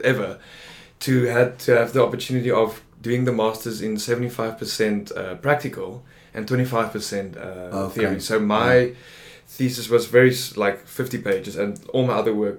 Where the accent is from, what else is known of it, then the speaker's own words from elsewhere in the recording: Bloemfontein, Free State, South Africa; moved away as an adult; Born and bred, lived there for 24 years and then moved away.